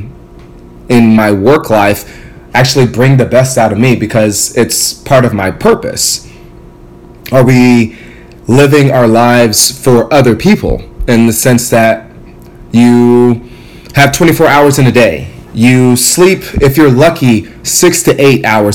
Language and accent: English; Ghana; now in United States; I'm from Ghana, West Africa